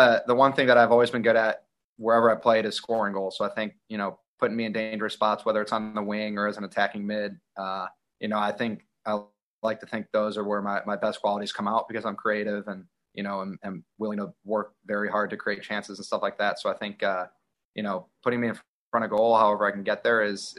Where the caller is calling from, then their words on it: Chicago, Illinois, United States; I'm in Chicago, man.